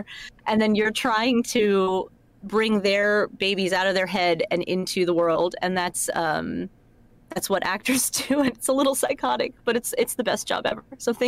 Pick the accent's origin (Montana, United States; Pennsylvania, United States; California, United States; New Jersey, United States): New Jersey, United States; accent: New Jersey; So it's like this, because this is how I grew up in New Jersey.